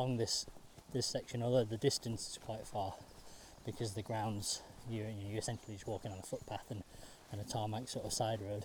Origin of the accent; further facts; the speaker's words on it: Sheffield, Yorkshire and the Humber, United Kingdom; growing up in Sheffield